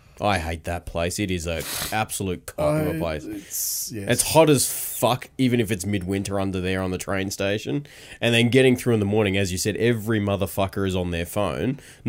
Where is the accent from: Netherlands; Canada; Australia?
Australia; Sydney, New South Wales; I think it's just more related to us growing up in Western Sydney more than